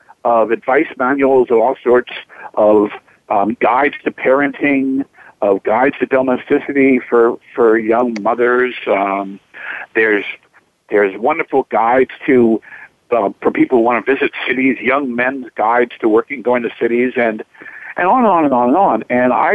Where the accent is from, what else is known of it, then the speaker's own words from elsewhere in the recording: Chapel Hill, North Carolina, United States; I'm actually from North Carolina. I'm from Chapel Hill